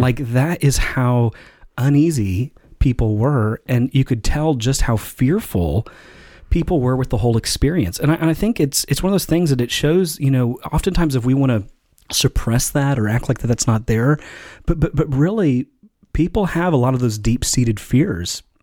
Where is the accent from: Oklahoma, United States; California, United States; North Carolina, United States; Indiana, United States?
Indiana, United States; Elkhart; I grew up in Elkhart, Indiana, and they had the four H fair